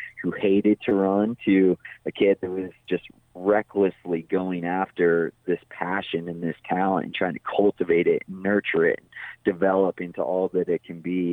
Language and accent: English; Big Bear Lake, California, United States; I grew up in Big Bear Lake in Southern California, up in the mountains up there